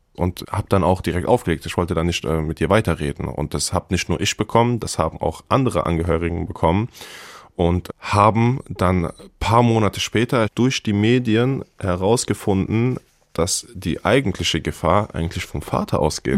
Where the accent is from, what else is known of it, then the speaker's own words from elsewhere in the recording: Hanau, Hesse, Germany; Hanau Kesselstadt ist meine Heimat. Ich bin da geboren und aufgewachsen.